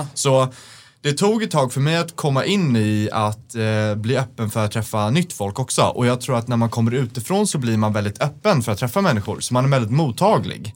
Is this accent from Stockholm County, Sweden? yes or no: yes; Stockholm, Stockholm County, Sweden; som är från Stockholm